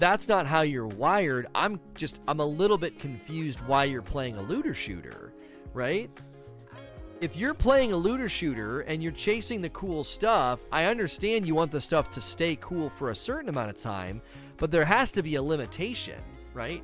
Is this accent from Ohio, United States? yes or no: yes; Ohio, United States; now in Kentucky, United States; I grew up in Ohio